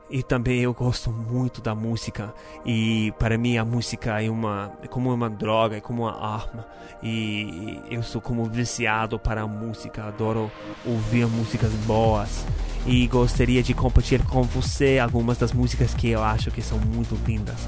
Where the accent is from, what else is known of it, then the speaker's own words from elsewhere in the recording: United States; Portuguese is a second language; now in Brazil; Eu sou norte-americano